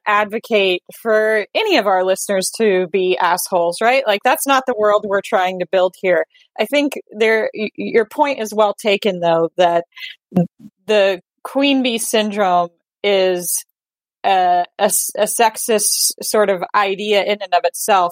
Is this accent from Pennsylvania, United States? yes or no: no; Texas, United States; I grew up in Texas, where it is a very patriarchal culture